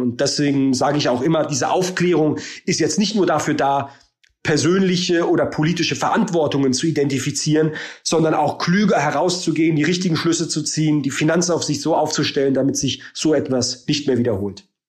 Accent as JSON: {"language": "German", "region": "Baden-Württemberg", "country": "Germany", "said": "ich komme aus Baden-Württemberg"}